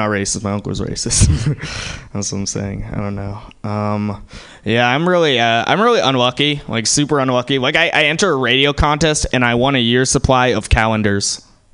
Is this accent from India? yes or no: yes; India; I'm Indian.